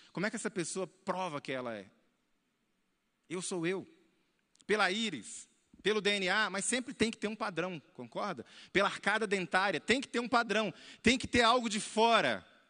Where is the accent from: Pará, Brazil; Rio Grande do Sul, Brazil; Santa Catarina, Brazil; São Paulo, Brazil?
Pará, Brazil; Paragominas; moved away; also born or lived in Belo Horizonte, Minas Gerais; lá de Paragominas, no estado do Pará, onde eu fui criado